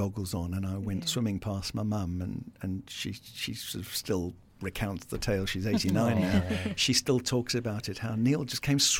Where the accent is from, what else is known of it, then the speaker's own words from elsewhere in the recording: South Africa; So they were expat living in South Africa, raising a family.